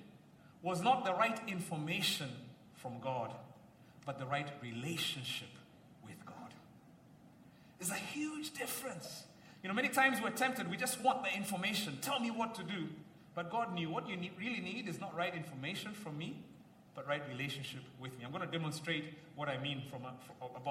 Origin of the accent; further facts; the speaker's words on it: Kenya; like many Kenyans